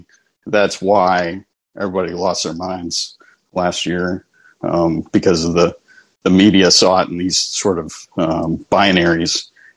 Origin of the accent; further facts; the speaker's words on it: Atlanta, Georgia, United States; my grandfather's from Leesburg. I'm very familiar. I grew up in Atlanta, but I'm very familiar with the area up there.